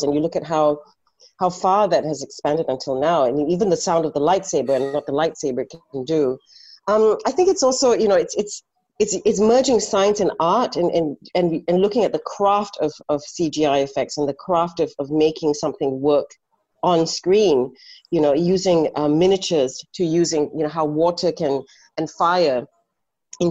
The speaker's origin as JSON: {"language": "English", "town": "Ipoh", "region": "Perak", "country": "Malaysia", "tie": "born or raised there", "said": "growing up in Ipoh"}